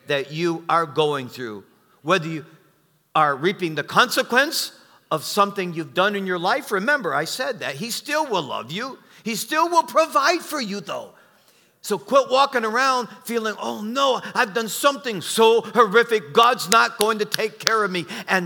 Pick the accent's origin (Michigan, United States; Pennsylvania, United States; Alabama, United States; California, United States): Michigan, United States; Detroit; moved away; also born or lived in Arkansas; I'm from Detroit, the only thing we knew about killing was killing people